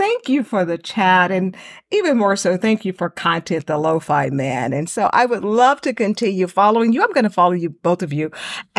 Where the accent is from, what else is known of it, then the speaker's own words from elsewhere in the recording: the South, United States; Well, I'm from the South.